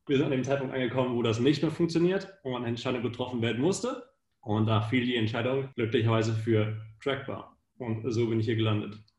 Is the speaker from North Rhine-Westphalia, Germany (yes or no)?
no; Hanover district, Lower Saxony, Germany; moved away as an adult; also born or lived in Munich, Germany / United States; now in Vienna, Austria; ich komme aus Deutschland, aus der LK Hannover